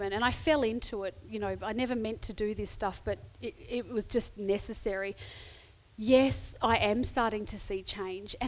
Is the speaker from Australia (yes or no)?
yes; Adelaide, South Australia, Australia; I'm Adelaide-based. I'm from Adelaide.